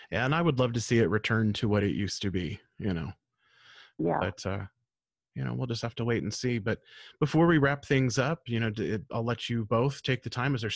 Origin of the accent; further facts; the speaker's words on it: United States; my pride was being an American.